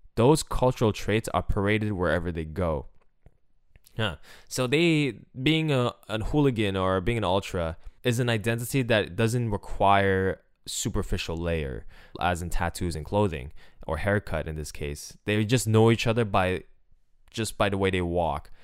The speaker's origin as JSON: {"language": "English", "town": "Montreal", "region": "Quebec", "country": "Canada", "said": "I'm from Montreal. I grew up watching the Canadiens"}